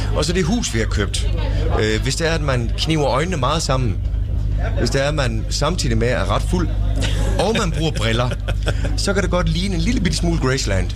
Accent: Tønder, Southern Denmark, Denmark; moved away; da jeg flyttede fra Tønder heraf, så var det, det var en, en kæmpe bedrift. Mm. For jeg var glad for at komme væk fra Tønder.

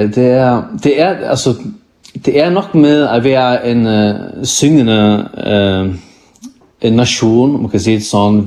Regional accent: Faroe Islands; also born or lived in Iceland; jeg er kommet fra Færne i en bygd, der hedder Kvandersund, Ja, her bor der kun er det 400-500 mennesker

